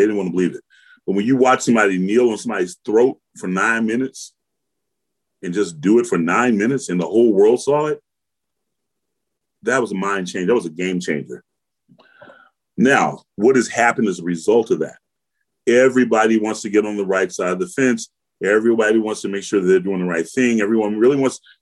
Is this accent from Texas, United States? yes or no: no; Georgia, United States; growing up in Georgia